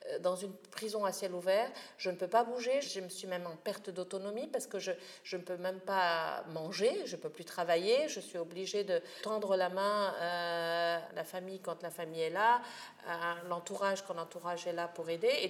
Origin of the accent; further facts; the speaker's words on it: Tunisia; vous pensez que je suis un être humain, que je suis un Tunisien comme un autre